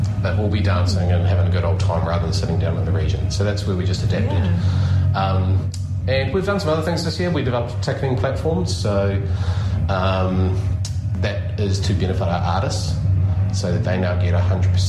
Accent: Dunedin, Otago, New Zealand; When I grew up in South Dunedin

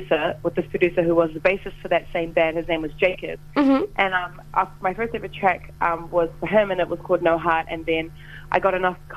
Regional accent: New Zealand; a Samoan person, a person of color, growing up in New Zealand

